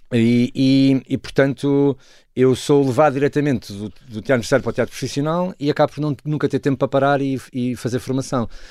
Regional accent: Porto, Norte, Portugal; also born or lived in Douro / Trás-os-Montes; eu na verdade eu nasço no Porto, mas nunca me considero do Porto

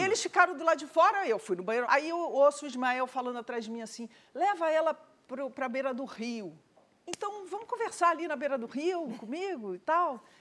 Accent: South Region, Brazil; moved away; no Sul, minha terra

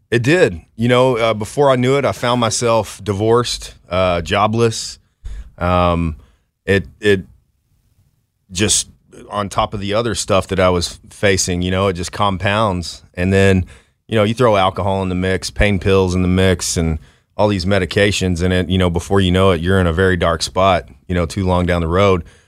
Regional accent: Dallas, Texas, United States; from Dallas, Texas

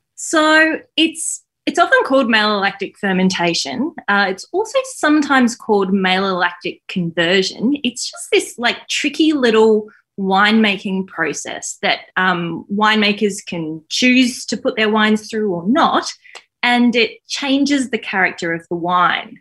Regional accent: Queensland, Australia; now in Melbourne, Australia; I was from Queensland.

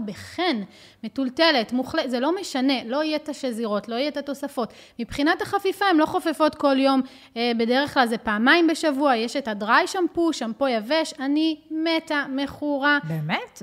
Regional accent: Israel; אצלנו בישראל

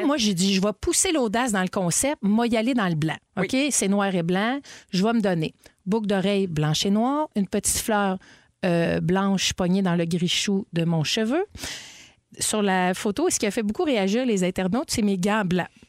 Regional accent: Montreal, Quebec, Canada; je suis née à l'hôpital Sacré-Cœur, à Cartierville. J'ai grandi à Verdun, à Ville-la-Salle et à Cartierville

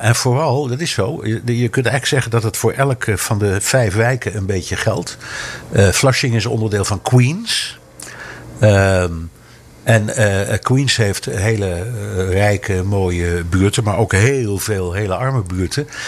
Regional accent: Amsterdam, North Holland, Netherlands; now in New York, United States; Ik ben opgegroeid in Amsterdam, vlak bij de pijp.

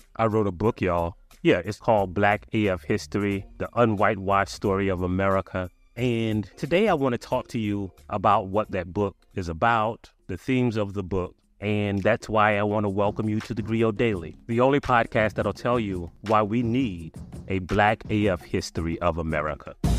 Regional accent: South Carolina, United States; I'm from South Carolina

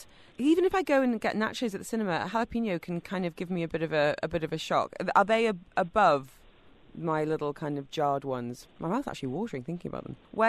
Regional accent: England, United Kingdom; growing up in England

